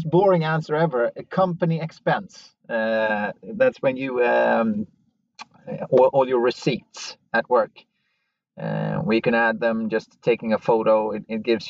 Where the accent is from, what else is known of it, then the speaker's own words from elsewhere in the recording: West Coast of Sweden, Sweden; now in Stockholm, Sweden; I'm from the West Coast, even though I live in Stockholm.